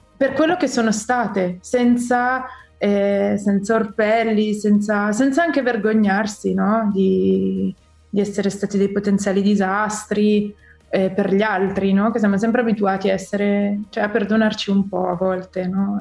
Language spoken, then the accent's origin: Italian; Milan, Lombardy, Italy; sono milanese proprio fino al midollo